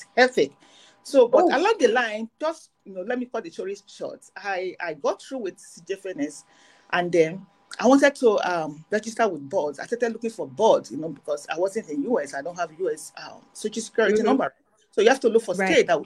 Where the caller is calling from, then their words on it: Canada; right now I'm calling from Canada. I live in Canada.